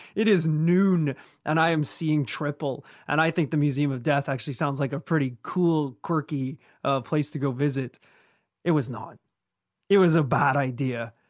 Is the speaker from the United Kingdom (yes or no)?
yes; Northern Ireland, United Kingdom; where we grew up in Northern Ireland